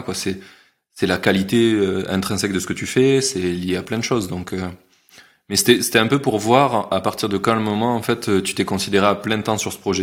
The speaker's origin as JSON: {"language": "French", "town": "Carcassonne", "region": "Occitania", "country": "France", "said": "je viens de Carcassonne"}